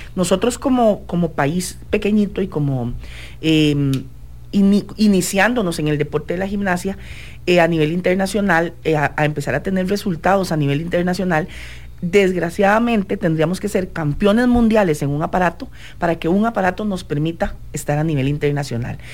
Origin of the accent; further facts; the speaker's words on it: Costa Rica; nosotros como ticos